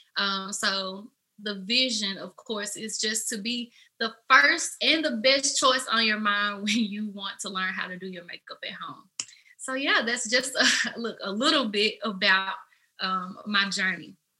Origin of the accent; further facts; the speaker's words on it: Memphis, Tennessee, United States; I am from Memphis, Tennessee, as you can probably tell by my accent.